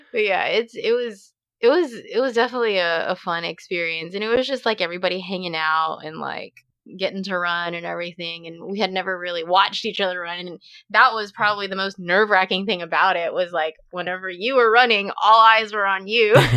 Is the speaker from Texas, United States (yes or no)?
yes; Dallas, Texas, United States; now in Louisiana, United States; growing up in Dallas